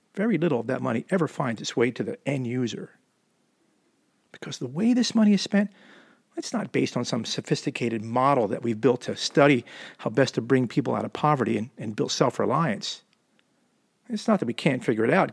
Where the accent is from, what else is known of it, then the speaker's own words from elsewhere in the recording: suburbs of Philadelphia, Jersey side, New Jersey, United States; also born or lived in Camden, New Jersey; now in Southern California, United States; I was born in Camden, New Jersey, and grew up in the suburbs of Philadelphia on the Jersey side of the Delaware River